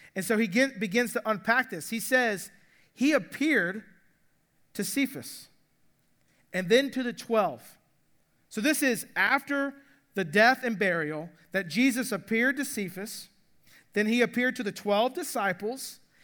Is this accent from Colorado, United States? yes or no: no; Atlanta, Georgia, United States; I grew up in Atlanta